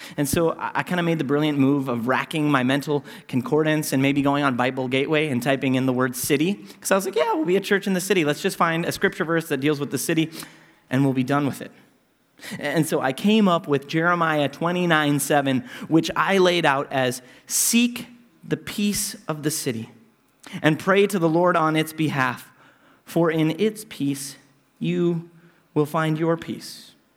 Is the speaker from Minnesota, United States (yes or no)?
yes; Minneapolis, Minnesota, United States; moved away as an adult; this city where I was born and raised and have come back